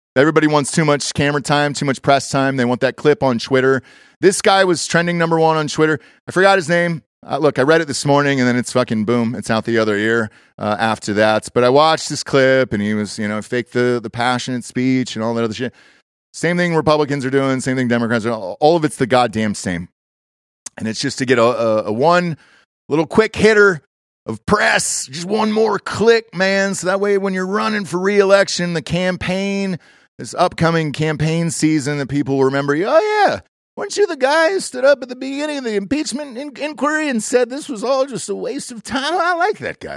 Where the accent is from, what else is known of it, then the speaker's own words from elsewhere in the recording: Atlanta, Georgia, United States; my hometown, Atlanta